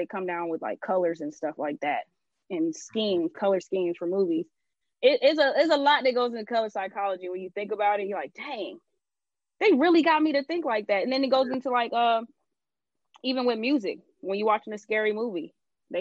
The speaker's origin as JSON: {"language": "English", "town": "Atlanta", "region": "Georgia", "country": "United States", "said": "I'm from Atlanta."}